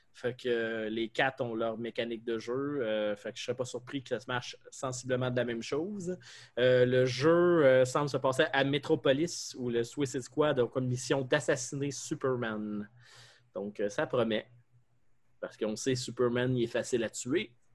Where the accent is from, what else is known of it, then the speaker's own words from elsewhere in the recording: Quebec, Canada; accent: québécois; mon accent québécois-français